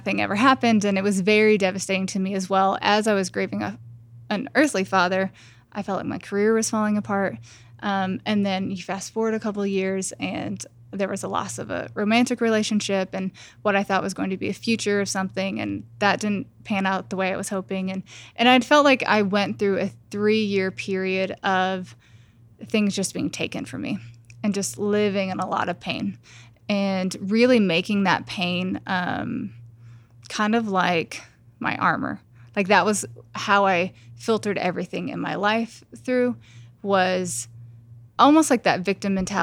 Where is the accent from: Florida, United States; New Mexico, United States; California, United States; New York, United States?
New Mexico, United States; moved away as an adult; also born or lived in Los Angeles; I grew up in New Mexico, and then after college, I moved to Los Angeles, and so I lived there for 10 years